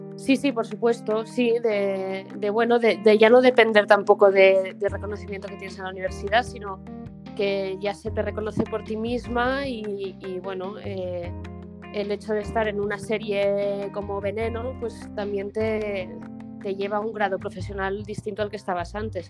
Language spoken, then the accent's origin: Spanish; Barcelona, Catalonia, Spain; moved away as an adult; now in Madrid, Spain; nací en Madrid, en realidad yo, eh, pero muy pequeñita me fui a Barcelona